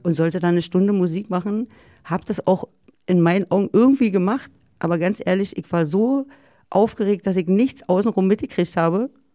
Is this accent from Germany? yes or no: yes; East Germany, Germany; ich bin ja aus dem Osten